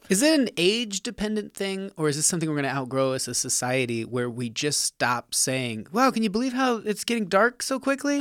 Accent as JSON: {"language": "English", "region": "Nevada", "country": "United States", "tie": "born or raised there", "said": "I'm from Nevada"}